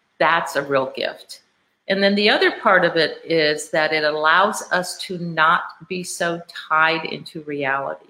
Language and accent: English; Honolulu, Hawaii, United States; moved away as an adult; I'm originally from Honolulu